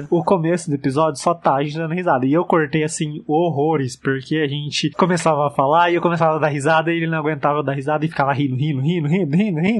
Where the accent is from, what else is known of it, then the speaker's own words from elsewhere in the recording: interior of São Paulo, Brazil; do interior de São Paulo.